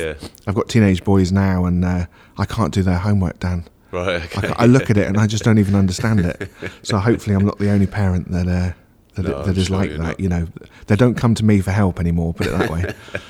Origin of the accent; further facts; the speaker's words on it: Churchdown, South West England, United Kingdom; But we kept being posted back to Gloucestershire, so I would consider Gloucestershire as home, really, even though we moved around quite a bit.